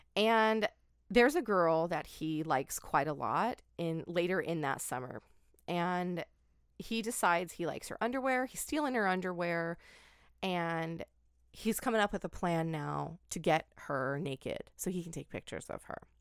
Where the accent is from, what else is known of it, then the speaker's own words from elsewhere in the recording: Oregon, United States; I grew up in Oregon.